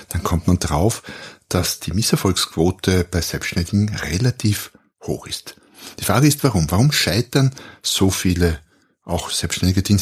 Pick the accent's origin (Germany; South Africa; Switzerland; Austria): Austria; ich bin Österreicher, wie man vermutlich hört, wohne ein Stück südlich, südlich von Wien